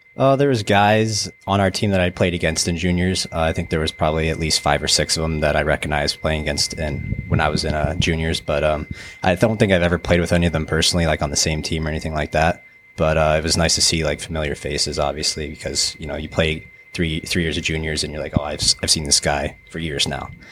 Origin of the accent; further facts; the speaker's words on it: Dallas, Texas, United States; moved away; also born or lived in Colorado; I was born in Texas, uh, in nineteen ninety-nine, down in, uh, Dallas